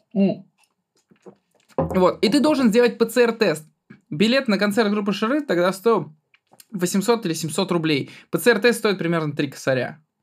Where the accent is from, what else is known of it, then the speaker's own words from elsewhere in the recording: Altai Krai, Russia; я из Алтайского края, у меня половина класса казахи